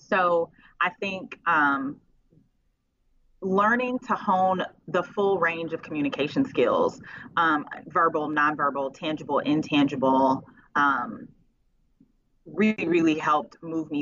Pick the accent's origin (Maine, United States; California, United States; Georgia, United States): California, United States; Oakland; Now we're from Oakland and Richmond, especially.